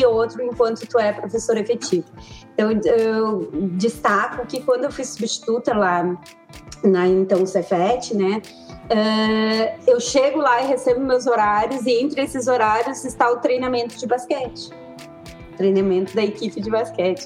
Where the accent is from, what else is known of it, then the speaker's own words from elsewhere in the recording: Pelotas, Rio Grande do Sul, Brazil; also born or lived in Três Rios, Rio de Janeiro; Sou nascida em Três Rios, no Rio de Janeiro, mas vim para Pelotas. Pelotas é sul do Rio Grande do Sul muito pequenininha, né? Com dois anos e pouco.